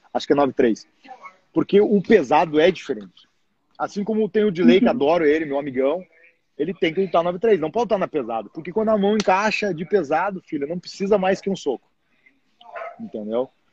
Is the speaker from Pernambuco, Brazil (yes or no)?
no; Rio Grande do Sul, Brazil; moved away as an adult; now in United States; Sou gaúcho